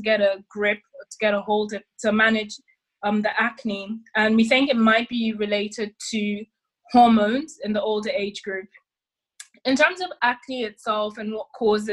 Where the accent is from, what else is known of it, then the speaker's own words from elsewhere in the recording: Nigeria; also born or lived in London; now in United Kingdom; I'm Nigerian